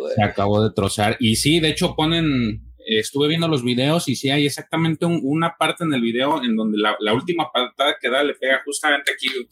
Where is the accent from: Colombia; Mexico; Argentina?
Mexico; como mexicano